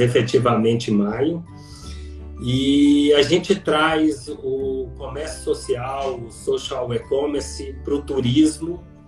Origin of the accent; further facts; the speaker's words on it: Minas Gerais, Brazil; now in Campinas, Brazil; eu sou mineiro, é, com toda a sistematicidade e pragmatismo do mineiro, mas com uma alma baiana